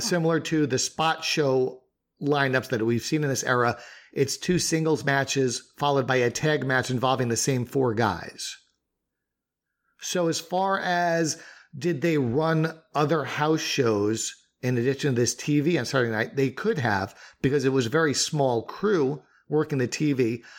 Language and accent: English; Northeast, United States; we both were growing up in the Northeast